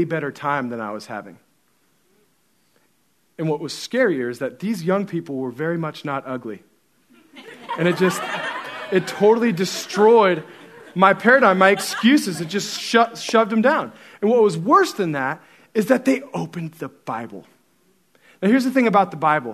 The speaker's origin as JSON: {"language": "English", "region": "Central Oregon", "country": "United States", "tie": "born or raised there", "said": "I grew up in Central Oregon"}